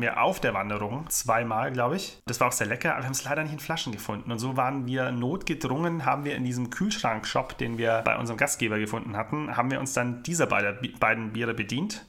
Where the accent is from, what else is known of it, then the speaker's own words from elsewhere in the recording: Ravensburg, Baden-Württemberg, Germany; bei uns in meiner Heimat in Ravensburg.